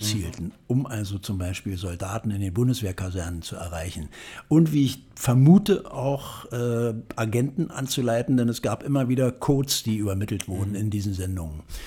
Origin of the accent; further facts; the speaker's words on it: Salzwedel, Saxony-Anhalt, Germany; now in Berlin, Germany; aufgewachsen in Salzwedel in der Altmark